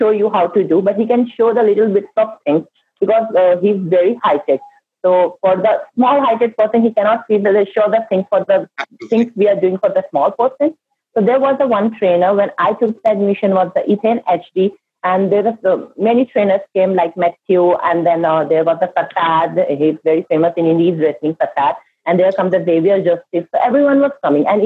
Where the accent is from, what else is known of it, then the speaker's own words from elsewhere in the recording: India; I'm an Indian